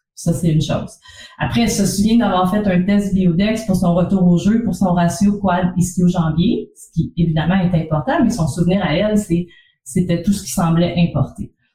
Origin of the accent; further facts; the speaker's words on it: Trois-Rivières, Quebec, Canada; also born or lived in Montreal; l'Université du Québec à Trois-Rivières, qui est en fait ma ville natale